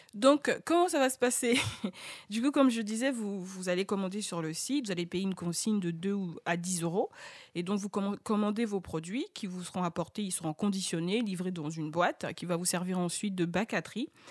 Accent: Côte d’Ivoire; chez nous, en Côte d'Ivoire

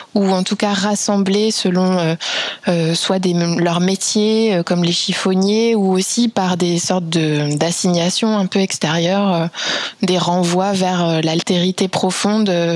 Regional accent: France; also born or lived in Belgium / Vietnam; je suis française

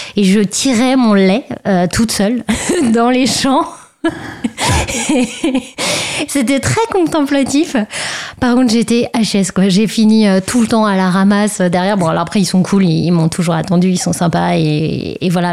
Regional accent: Brittany, France; j'ai grandi en Bretagne

